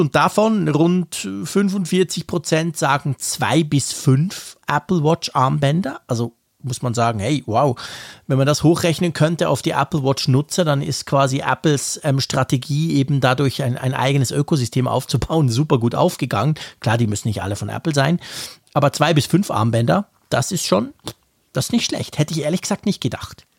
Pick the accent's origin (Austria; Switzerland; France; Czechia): Switzerland; bei uns in der Schweiz